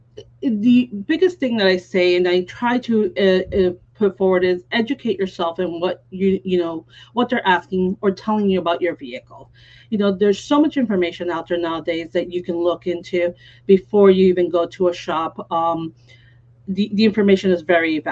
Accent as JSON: {"language": "English", "town": "Miami", "region": "Florida", "country": "United States", "tie": "born or raised there", "also_born_or_lived": "New York", "lives_now": "Naples, United States", "said": "I was born in New York, but since I was 4 years old, I've lived in Miami, and I was raised there until 13 years ago when we moved to Naples"}